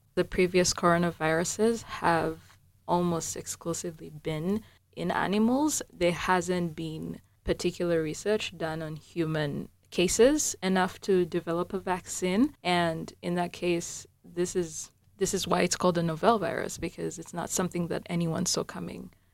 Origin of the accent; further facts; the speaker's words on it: Uganda; moved away; I'm from Uganda, which is the warmer parts of the African continent